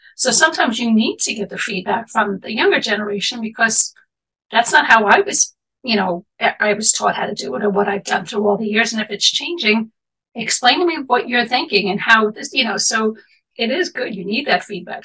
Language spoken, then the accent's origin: English; New York City, New York, United States; I grew up in Manhattan in the city